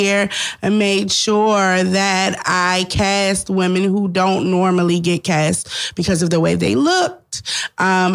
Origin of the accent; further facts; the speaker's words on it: Washington, District of Columbia, United States; I am from Washington, D.C., born and raised